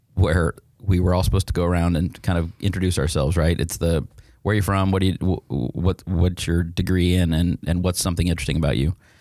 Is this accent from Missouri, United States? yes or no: no; Neely, Nebraska, United States; moved away as an adult; also born or lived in Boston / Kansas City; I grew up in a town of fifteen hundred people in rural Nebraska.